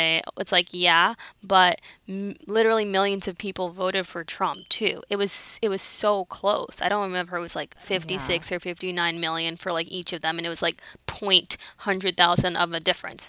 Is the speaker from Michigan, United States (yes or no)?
no; New York City, New York, United States; I'm from the Bronx. My family's in the Caribbean.